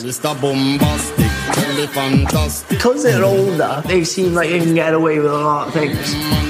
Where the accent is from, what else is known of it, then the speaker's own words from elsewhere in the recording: Swansea, Wales, United Kingdom; I'm 20 and I'm a plumber from Swansea.